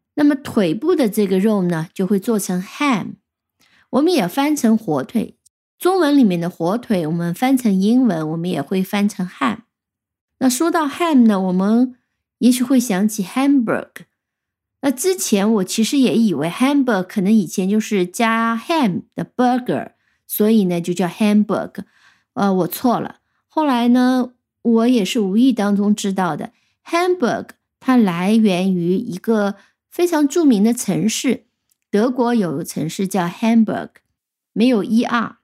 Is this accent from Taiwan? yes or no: no; China; 我们中国人